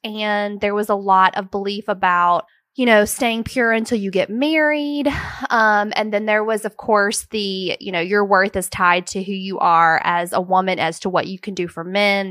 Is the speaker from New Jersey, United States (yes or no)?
no; Brewton, Alabama, United States; I am from Alabama. I was raised in a small town called Bruton, Alabama